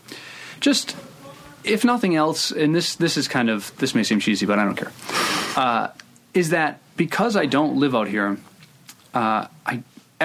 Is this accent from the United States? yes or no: yes; Providence, Rhode Island, United States; born or raised there